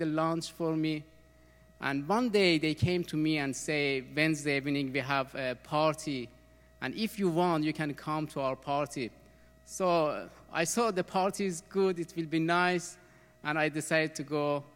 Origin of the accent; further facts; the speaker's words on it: Iran; English is a second language; moved away as an adult; also born or lived in Austria; I was born in Iran, 1975. The time that the revolution came in my country. That was very hard time when I growing in country